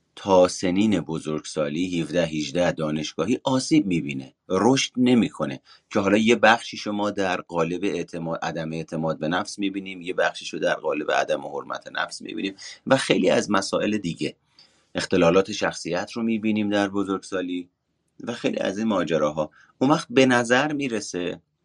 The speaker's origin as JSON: {"language": "Persian", "country": "Iran", "tie": "born or raised there", "said": "ایرانی بودنم انتصابی بودنمه به واسطه اینه که توی ایران به دنیا اومدم"}